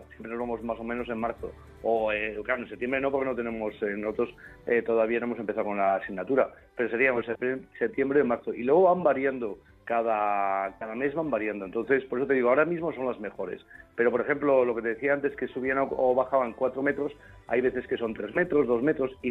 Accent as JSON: {"language": "Spanish", "country": "Spain", "said": "no por aquello de decir que bien, qué buenos somos españoles"}